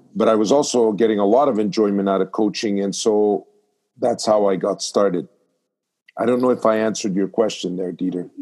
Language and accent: English; Montreal, Quebec, Canada; I was born in Montreal